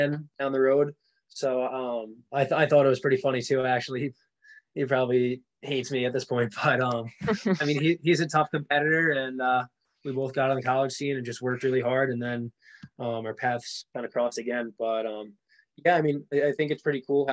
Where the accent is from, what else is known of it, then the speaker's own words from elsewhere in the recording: New York, United States; we're all from New York